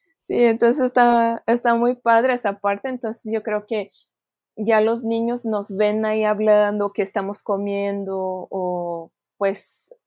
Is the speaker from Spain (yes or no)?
no; Brazil; moved away; somos brasileñas y estamos hablando en portugués